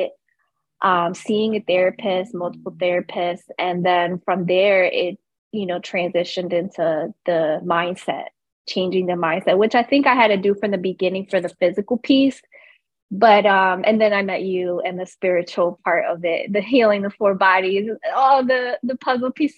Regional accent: Camden, New Jersey, United States; born and raised in Camden, New Jersey

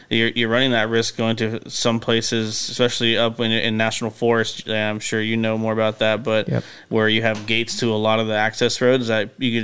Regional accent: California, United States; those sentimental privileges to have being a Californian

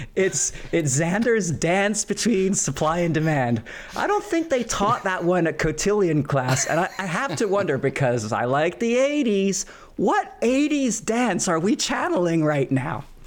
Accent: Philadelphia, Pennsylvania, United States; my own hometown of Philadelphia

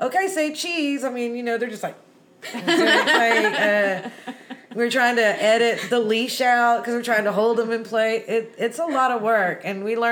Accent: Houston, Texas, United States; I grew up in Houston, over off Hillcroft in South Main.

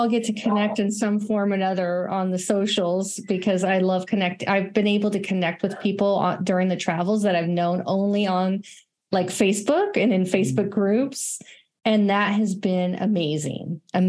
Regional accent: California, United States; moved away as an adult; also born or lived in Colorado; So I am originally from California. And I have definitely moved around quite a bit, but later in life, in my 30s, I moved to Colorado

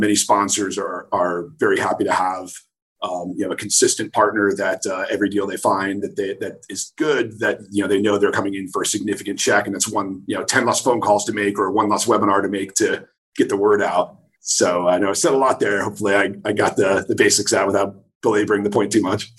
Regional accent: New Jersey, United States; moved away as an adult; also born or lived in Rochester, New York / New York City; I'm from New Jersey originally

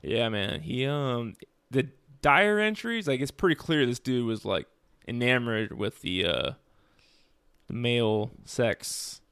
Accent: United States; being American

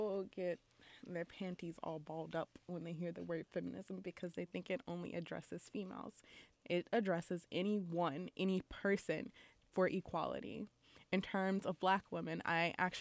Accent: Lafayette, Louisiana, United States; I'm from Lafayette, Louisiana

